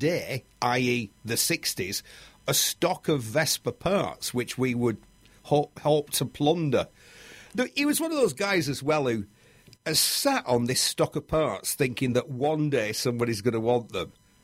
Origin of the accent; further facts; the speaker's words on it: Bury, North West England, United Kingdom; There used to be a motorbike shop in Bury, my hometown